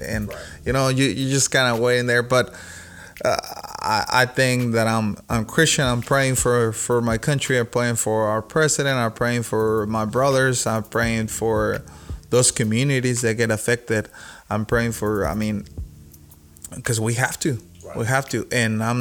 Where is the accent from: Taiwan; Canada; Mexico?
Mexico; first language Spanish; English is a second language; now in United States; I was raised in Mexico